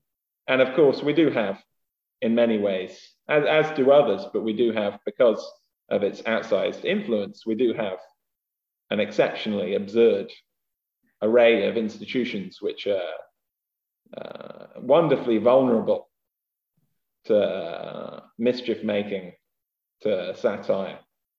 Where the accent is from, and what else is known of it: England, United Kingdom